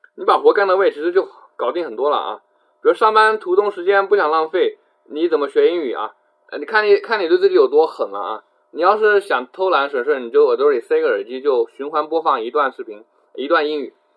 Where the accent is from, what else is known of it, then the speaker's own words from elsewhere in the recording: Jiangxi, China; 我是江西人啊，我江西人啊